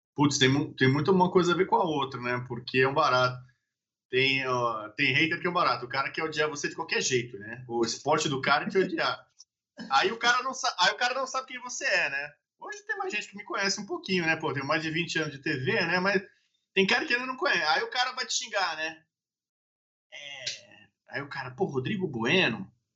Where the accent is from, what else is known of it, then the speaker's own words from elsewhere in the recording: São Paulo, Brazil; eu sou paulista